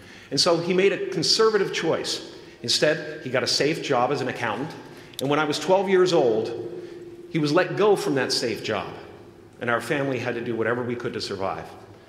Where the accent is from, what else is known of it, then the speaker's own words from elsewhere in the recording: Canada; Of course, I grew up in Canada, so I thought we had just gone camping, you know.